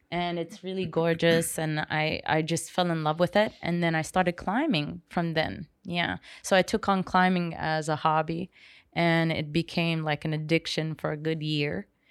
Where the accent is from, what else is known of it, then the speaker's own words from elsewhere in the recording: Seychelles; I was raised watching Jaws in Seychelles